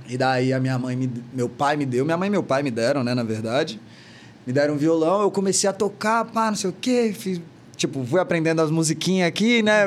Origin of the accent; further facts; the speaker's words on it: Porto Velho, Rondônia, Brazil; now in São Paulo, Brazil; eu vim de Porto Velho, né?